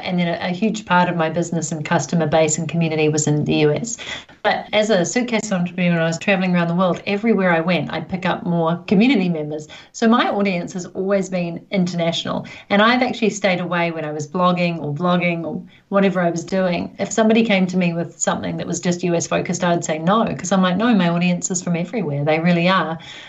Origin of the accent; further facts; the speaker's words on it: New Zealand; down under, where I'm, New Zealand, Australia